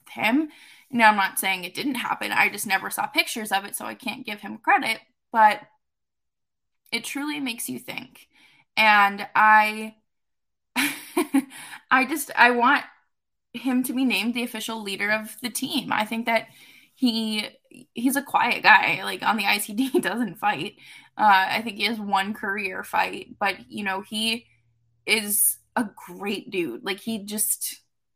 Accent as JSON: {"language": "English", "town": "Boston", "region": "Massachusetts", "country": "United States", "said": "I'm also from Boston"}